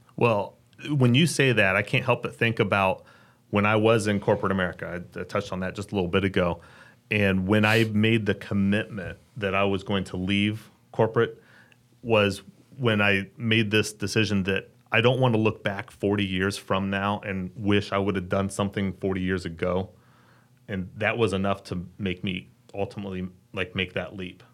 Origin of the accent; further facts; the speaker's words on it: Dayton, Ohio, United States; moved away as an adult; now in Richmond, United States; I grew up in Dayton, Ohio. Thought I'd live there my entire life. relocated here about twelve years ago